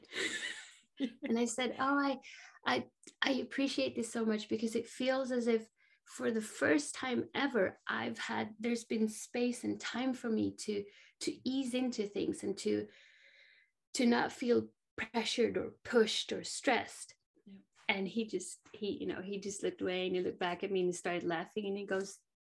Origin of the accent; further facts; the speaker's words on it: Sweden; I grew up in Sweden